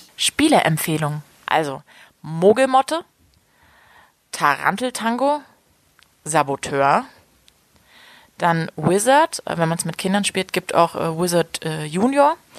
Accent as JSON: {"language": "German", "country": "Germany", "moved": "yes", "lives_now": "Leipzig, Germany", "said": "wenn ich so nach Hause komme und dann so in dem, in, so Berlin bin oder im, im Umland, dass mir schon auch so der Dialekt"}